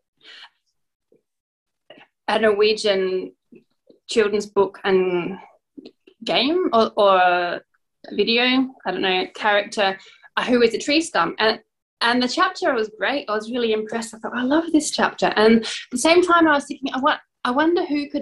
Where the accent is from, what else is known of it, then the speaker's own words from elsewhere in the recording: Adelaide, South Australia, Australia; now in Norway; I've lived in Adelaide most of my childhood. I lived here and then I ended up in Norway, so I now mostly live in Norway